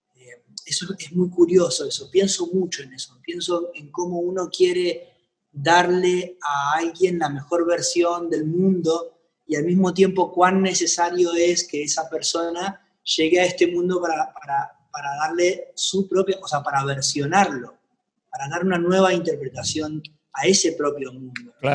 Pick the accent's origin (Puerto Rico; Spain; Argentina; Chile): Argentina; mi gira de verano de festivales en mi país